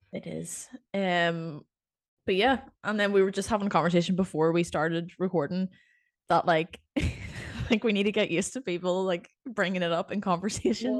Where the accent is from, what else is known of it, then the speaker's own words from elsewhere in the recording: Northern Ireland, United Kingdom; accent: Northern Irish; Northern Irish people can't make anything sound exciting that's how I see my accent